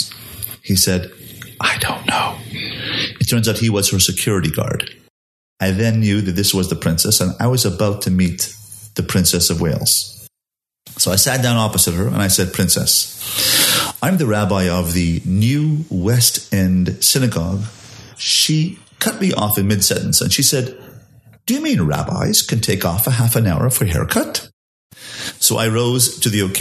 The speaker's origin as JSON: {"language": "English", "town": "Montreal", "region": "Quebec", "country": "Canada", "tie": "born or raised there", "also_born_or_lived": "London", "moved": "yes", "lives_now": "Baltimore, United States", "said": "I grew up in Montreal, Canada, speaking French."}